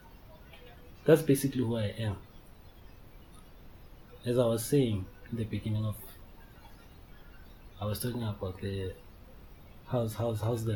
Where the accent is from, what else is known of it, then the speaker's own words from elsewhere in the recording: Benoni, Gauteng, South Africa; also born or lived in Daveton; I hail from South Africa, city, obviously Johannesburg, in Benoni. I reside in a township called Daveton